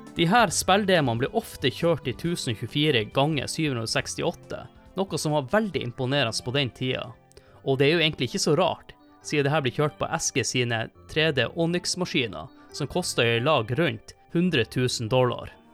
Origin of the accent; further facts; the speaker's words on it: Tromsø, Troms, Norway; moved away as an adult; hjemme i Tromsø når jeg studerte